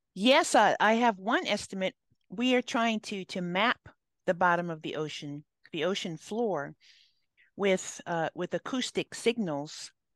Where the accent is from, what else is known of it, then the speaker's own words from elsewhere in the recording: Hawaii, United States; now in California, United States; I grew up in Hawaii